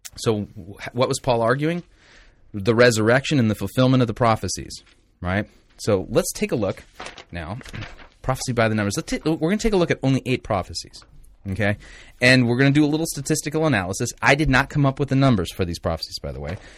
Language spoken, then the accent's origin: English; Torrance, California, United States; Torrance, California. I was born in Torrance